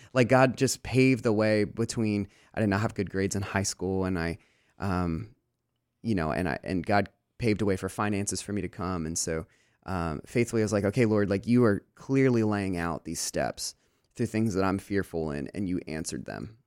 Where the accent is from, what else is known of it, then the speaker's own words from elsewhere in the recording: Lancaster, Pennsylvania, United States; moved away as an adult; also born or lived in Des Moines, Iowa; I grew up in Lancaster, and I never, I, I, you know, I've traveled, but I never lived anywhere else except for Chicago for about four months.